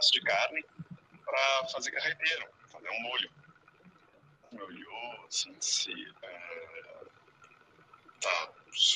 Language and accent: Portuguese; Rio Grande do Sul, Brazil; moved away; also born or lived in São José dos Campos; Uh, eu saí do Rio Grande do Sul muitos anos atrás e fui morar em São José dos Campos, em São Paulo.